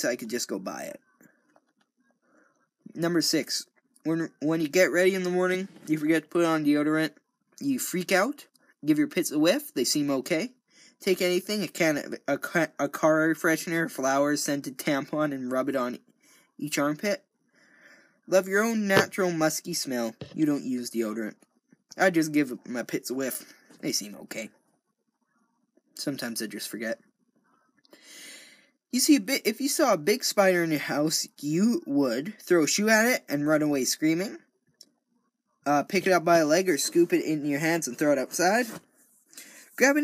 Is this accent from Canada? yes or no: yes; Canada; I'm Canadian